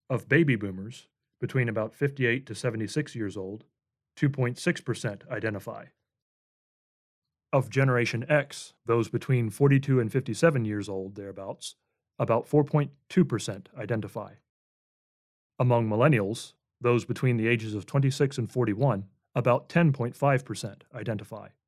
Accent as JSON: {"language": "English", "country": "United States", "said": "a flag that, as an American myself, I have always loved and have been very thankful to call my flag quote unquote."}